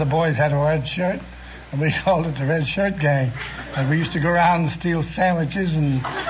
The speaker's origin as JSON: {"language": "English", "town": "New York City", "region": "New York", "country": "United States", "tie": "born or raised there", "said": "New York City. I was born at the Belasco Theater's location."}